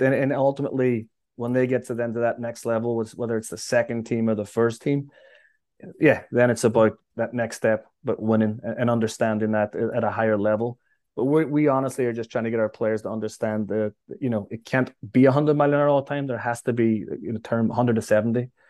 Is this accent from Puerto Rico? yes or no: no; Derry, Northern Ireland, United Kingdom; now in New York, United States; Derry was a great place to grow up.